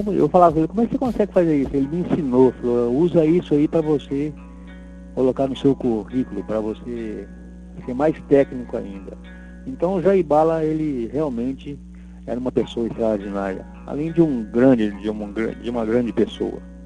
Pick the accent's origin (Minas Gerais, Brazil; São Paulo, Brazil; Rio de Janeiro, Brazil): Minas Gerais, Brazil; Matozinhos; moved away as an adult; also born or lived in Londrina; numa cidade próxima de Belo Horizonte, chamada assim, Matozinhos, onde eu nasci